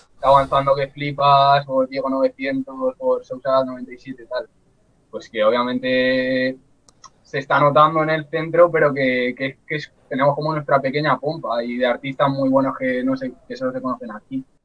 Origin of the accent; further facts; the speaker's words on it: Guadalajara, Castilla-La Mancha, Spain; Yo en verdad no soy de Alcalá, soy de Guadalajara